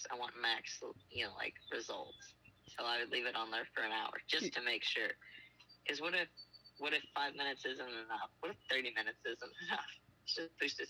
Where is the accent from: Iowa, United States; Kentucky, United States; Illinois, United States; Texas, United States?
Kentucky, United States